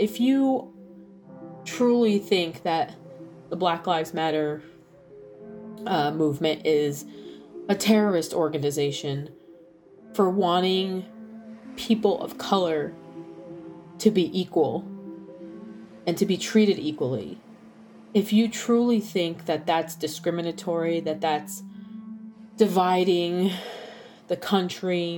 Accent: New York, United States; moved away; also born or lived in Southern Illinois; My family's from New York. I'm from New York.

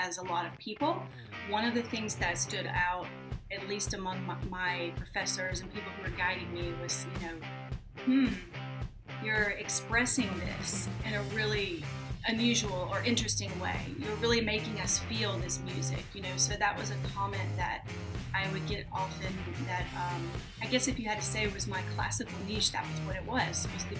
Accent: the South, United States; And when people would find out that I was from the South, they'd immediately, you know, think that I knew all of these country artists, which I don't.

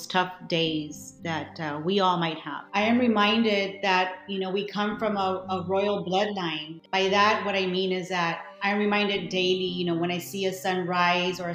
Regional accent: South Texas, United States; I was born in South Texas

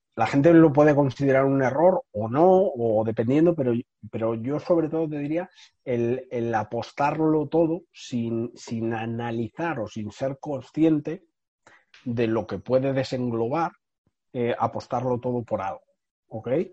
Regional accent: Madrid, Community of Madrid, Spain; yo, soy de Madrid, eh, tengo 30 años

